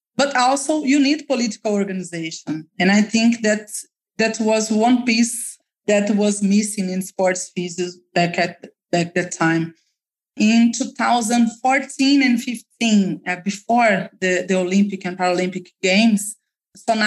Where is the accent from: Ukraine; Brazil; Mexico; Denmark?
Brazil; Belo Horizonte, Minas Gerais; my experience in Brazil, in Minas Gerais state, in Belo Horizonte, that's my hometown